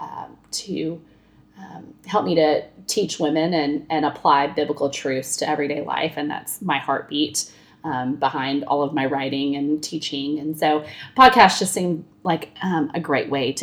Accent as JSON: {"language": "English", "region": "Texas", "country": "United States", "moved": "as an adult", "lives_now": "Atlanta, United States", "said": "I am originally from Texas, the great state of Texas. We've been in Atlanta since 2003"}